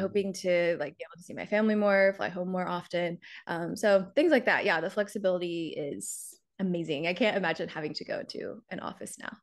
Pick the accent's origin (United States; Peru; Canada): United States; South Carolina; moved away as an adult; now in New York, United States; I'm from South Carolina originally. Grew up there, went to school there.